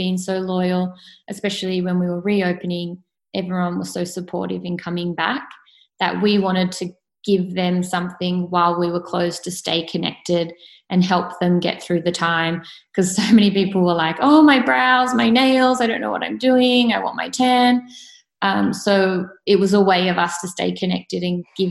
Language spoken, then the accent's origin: English; Sydney, New South Wales, Australia; also born or lived in Clovelly; I was born and bred in Coogee and that's still my local